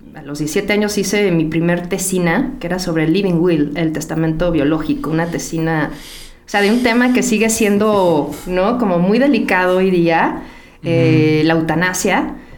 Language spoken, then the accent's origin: Spanish; Ecatepec, State of Mexico, Mexico; Yo crecí en Ecatepec, en Ciudad Azteca